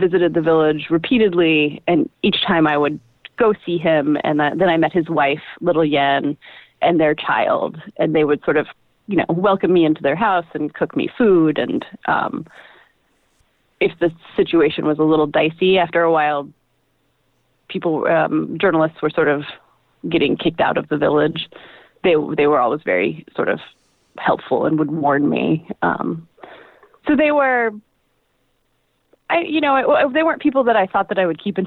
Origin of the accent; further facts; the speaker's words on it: United States; moved away as an adult; also born or lived in Shanghai, China; going to Shanghai as an American